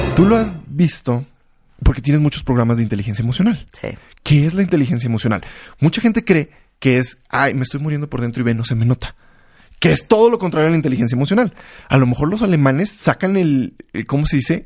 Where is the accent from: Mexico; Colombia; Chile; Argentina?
Mexico